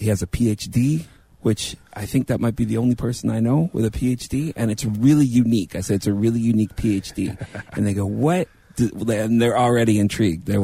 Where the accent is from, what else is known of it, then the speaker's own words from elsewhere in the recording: Canada; As a Canadian that's living with closed borders